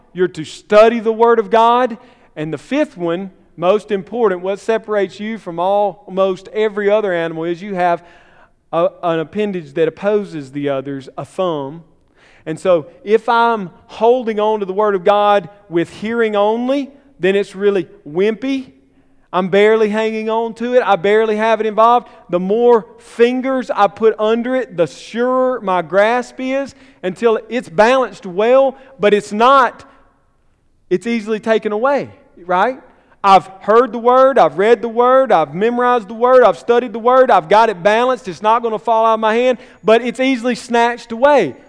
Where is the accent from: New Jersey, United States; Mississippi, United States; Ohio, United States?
Mississippi, United States; Columbus; My hometown, Columbus